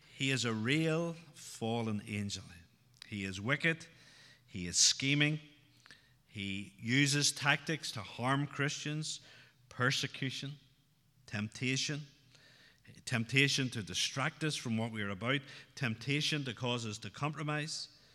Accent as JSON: {"language": "English", "area": "outside Newry", "region": "Northern Ireland", "country": "United Kingdom", "tie": "born or raised there", "said": "Growing up outside Newry, uh, the troubles were very much part of my life growing up"}